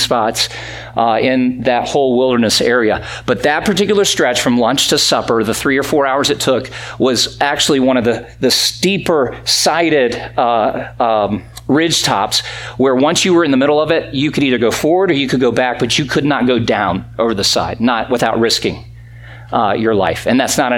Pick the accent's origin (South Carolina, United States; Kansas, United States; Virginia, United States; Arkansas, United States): South Carolina, United States; Greenville; moved away; I grew up in South Carolina